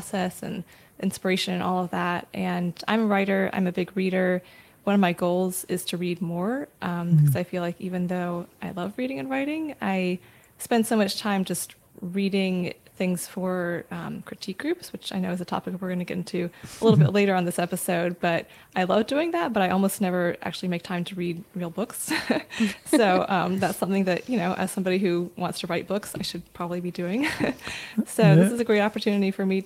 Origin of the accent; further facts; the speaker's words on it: Raleigh, North Carolina, United States; moved away as an adult; also born or lived in Los Angeles / St. Martin / England / New York City; I'm from North Carolina too. Grew up in Raleigh, went to UNC Chapel Hill